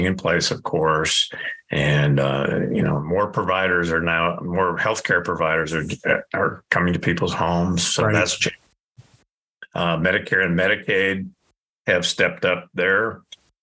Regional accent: Indiana, United States; now in Colorado, United States; I grew up in Indiana

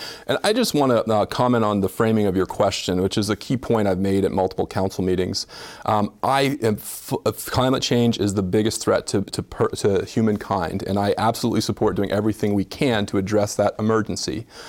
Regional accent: South Burlington, Vermont, United States; When I grew up in South Burlington back in the good old days

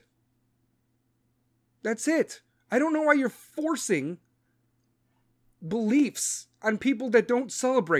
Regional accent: United States; I'm an American

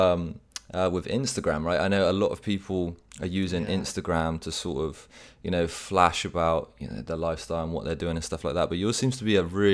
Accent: Bath, South West England, United Kingdom; moved away; when I was back in the UK, we lived right near to each other, sharing that childhood in the city of Bath

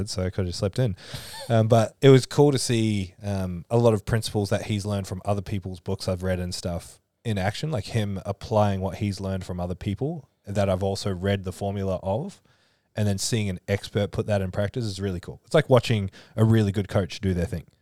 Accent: Christchurch, Canterbury, New Zealand; now in Australia; I'm actually from Christchurch.

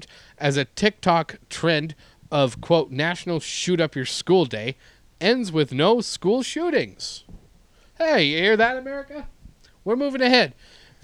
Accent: Canada; now in Reseda, United States; as a Canadian

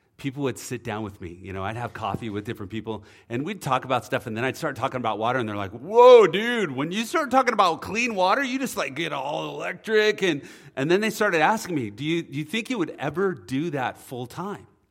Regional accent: Oceanside, California, United States; I grew up in Oceanside

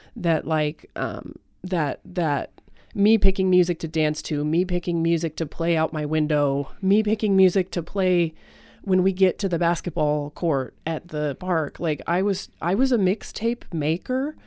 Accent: Aurora, Colorado, United States; I am actually from Aurora, Colorado.

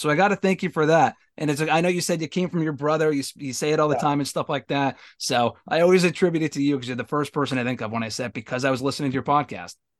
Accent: Connecticut, United States; I'm from Connecticut

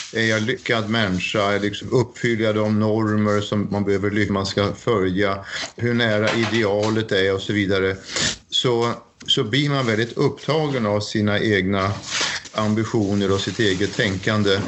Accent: Sweden; moved away as an adult; now in Norway; jag är svensk

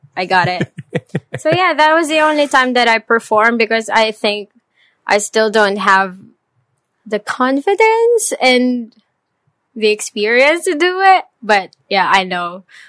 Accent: Caloocan, Metro Manila, Philippines; moved away as an adult; now in Vietnam; Actually, I'm from Metro Manila. But Metro Manila is comprised with different cities. So technically, I'm from Caloocan

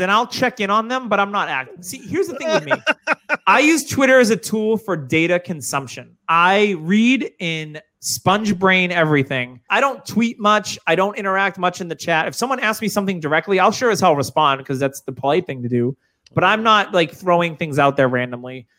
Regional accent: New Hampshire, United States; moved away; I don't have a Boston accent. I'm originally from New Hampshire

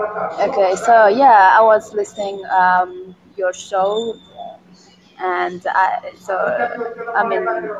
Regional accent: Nepal; I'm from Nepal.

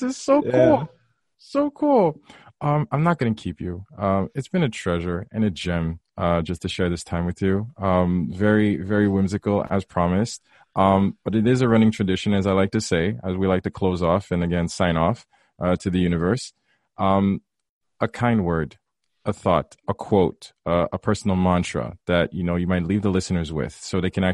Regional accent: Haiti; growing up in Haiti as well. I grew up very conservative

